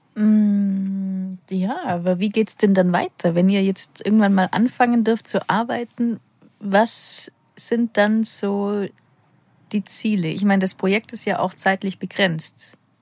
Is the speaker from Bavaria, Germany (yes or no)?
yes; Allgäu, Bavaria, Germany